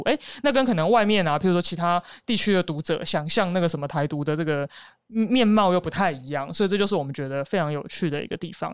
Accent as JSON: {"language": "Chinese", "country": "Taiwan", "said": "因为那个群里面只有我是台湾人"}